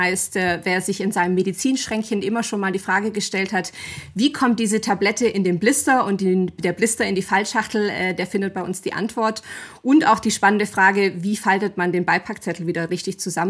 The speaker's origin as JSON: {"language": "German", "region": "Bavaria", "country": "Germany", "said": "bin 36 Jahre alt oder jung, je nachdem, aus welcher Perspektive man sich das anschaut. Ähm, komme aus dem Allgäu, auch wenn man es vielleicht manchmal nicht an der Sprache h"}